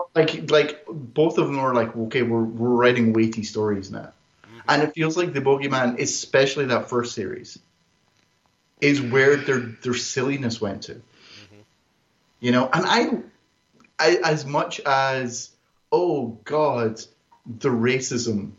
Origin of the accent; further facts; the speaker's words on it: Greenock, Scotland, United Kingdom; it's in Greenock. It's where I come from